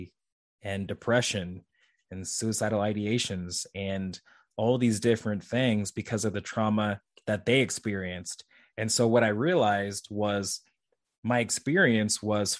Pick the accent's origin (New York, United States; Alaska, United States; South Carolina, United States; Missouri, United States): Missouri, United States; St. Joseph; also born or lived in Kansas City, Missouri; It was my hometown university